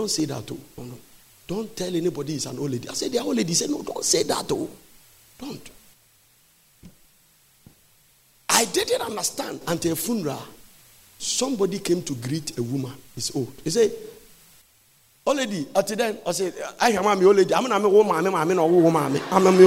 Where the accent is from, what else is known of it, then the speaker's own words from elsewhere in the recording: Ghana; I said, Ghana